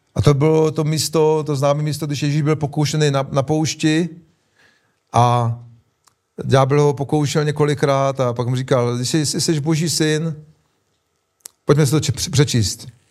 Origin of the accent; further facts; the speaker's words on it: Czechia; my Češi